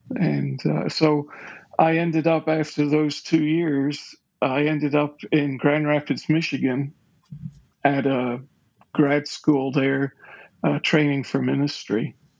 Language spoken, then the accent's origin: English; Currie, Scotland, United Kingdom; Well, I was raised in Scotland. Okay. In the suburbs of its capital city, which is Edinburgh. So I grew up in a village called Curry, which is in the Pentland Hills, out on the south and west side of Edinburgh.